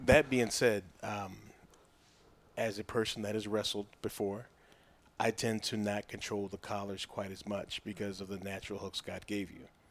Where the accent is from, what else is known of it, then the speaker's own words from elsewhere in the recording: Oklahoma, United States; growing up in Oklahoma as a running back